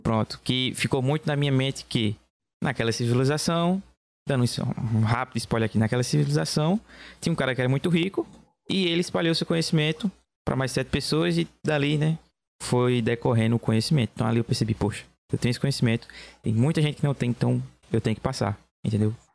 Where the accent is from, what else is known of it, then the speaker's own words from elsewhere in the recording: Belo Jardim, Pernambuco, Brazil; Eu sou de Belo Jardim, Pernambuco.